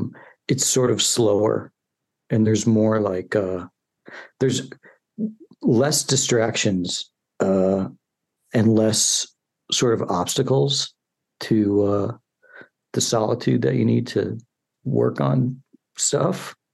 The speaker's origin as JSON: {"language": "English", "town": "Chicago", "region": "Illinois", "country": "United States", "said": "I'm from Chicago, yeah."}